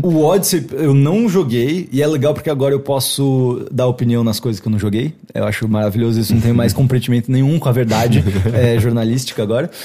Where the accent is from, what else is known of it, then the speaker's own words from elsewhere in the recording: Brazil; Sou brasileiro demais